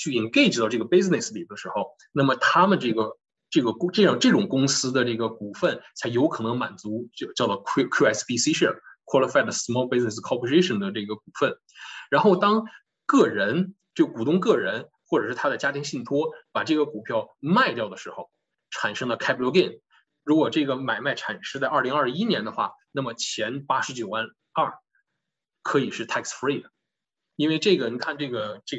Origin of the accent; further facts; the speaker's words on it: China; 尤其我们中国人有这个习惯